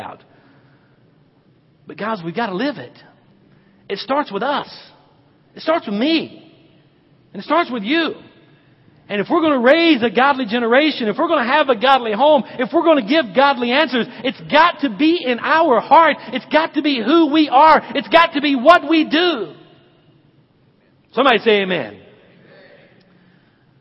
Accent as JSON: {"language": "English", "region": "the South", "country": "United States", "tie": "born or raised there", "said": "I grew up in the South"}